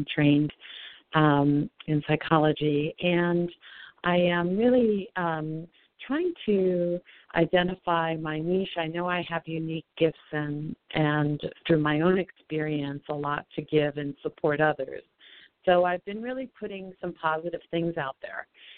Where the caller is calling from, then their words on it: Colorado, United States; calling from Colorado.